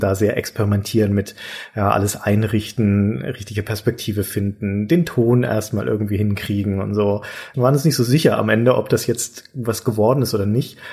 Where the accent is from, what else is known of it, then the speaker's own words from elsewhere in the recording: Nuremberg, Bavaria, Germany; ich liebe meine Heimatstadt